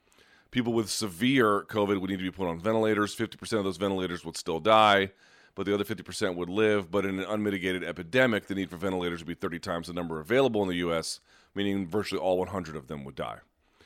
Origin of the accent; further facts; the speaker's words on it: Australia; In my home country, the biggest sport by attendance and interest is Australian rules football